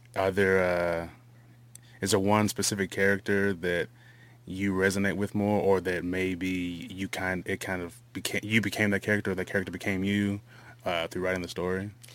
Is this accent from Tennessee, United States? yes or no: yes; La Vergne, Tennessee, United States; did part of my growing up in Laverne